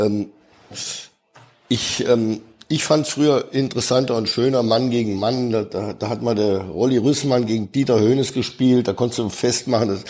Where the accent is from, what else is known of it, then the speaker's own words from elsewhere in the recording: Dortmund, North Rhine-Westphalia, Germany; als ich in meine Heimatstadt zurückkomme nach dem Dschungelcamp. Ich weiß noch damals in McDonald's in Dortmund ist der ganze Verkehr zusammengebrochen